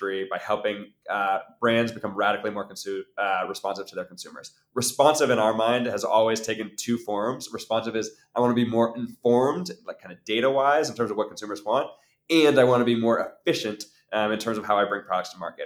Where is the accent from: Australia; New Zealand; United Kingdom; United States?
United States; Maine; I grew up in Maine